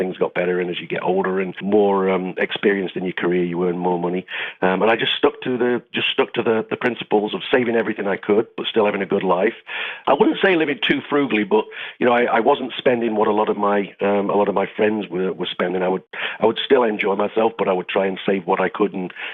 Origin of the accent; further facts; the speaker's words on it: United Kingdom; moved away as an adult; also born or lived in Greece; now in Portugal; I'm from the UK originally, northern UK near Newark, but I left there when I was in my early 20s and I've lived in six different countries now.